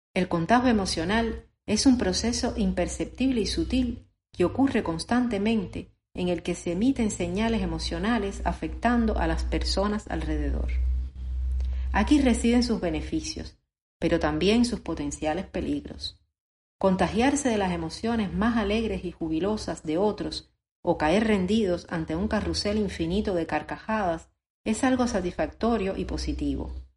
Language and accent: Spanish; Cuba; Como cubano